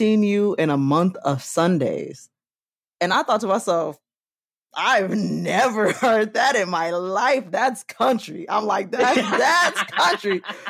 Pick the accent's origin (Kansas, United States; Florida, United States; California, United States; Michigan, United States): California, United States; Long Beach; I'm from Long Beach, y'all. Or, you know, LA County, Long Beach to be specific.